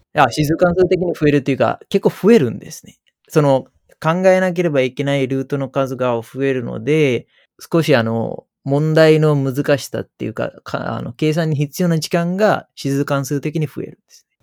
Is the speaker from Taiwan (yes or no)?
no; Sri Lanka; Japanese is a second language; moved away as an adult; now in Japan; 子供だった時代はスリランカで、大人になったのはまあ日本だった